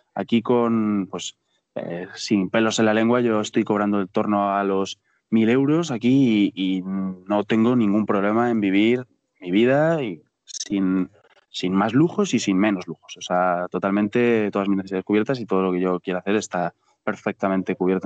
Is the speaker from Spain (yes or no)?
yes; Spain; moved away as an adult; also born or lived in Colombia; now in Asunción, Paraguay; expatriado español en casi cualquier país de Latinoamérica